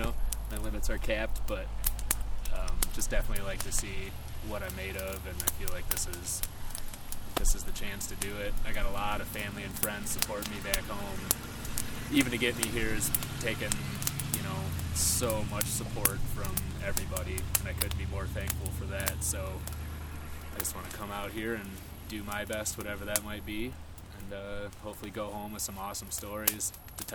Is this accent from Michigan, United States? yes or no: yes; Detroit, Michigan, United States; I'm pretty much from the Detroit, Michigan area, kind of around Lower Michigan